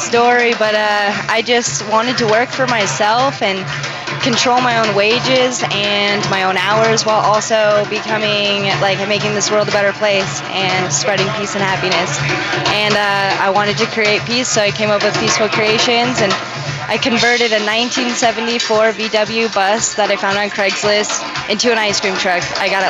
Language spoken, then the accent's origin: English; Steamboat Springs, Colorado, United States; I'm born and raised in Steamboat Springs, and I love Colorado.